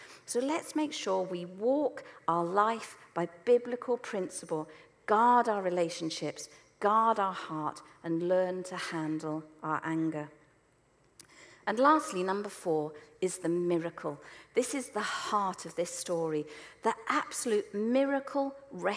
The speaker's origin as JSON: {"language": "English", "town": "Selsey", "region": "South East England", "country": "United Kingdom", "tie": "born or raised there", "said": "where I grew up in Selsey"}